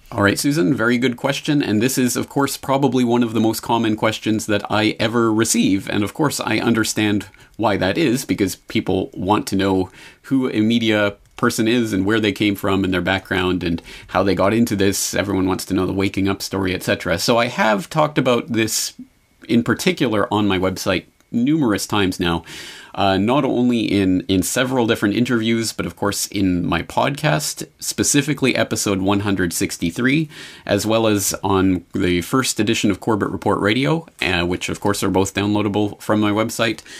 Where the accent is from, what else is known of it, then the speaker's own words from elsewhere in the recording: Canada; moved away as an adult; also born or lived in Calgary; now in Japan; my home in native land in Canada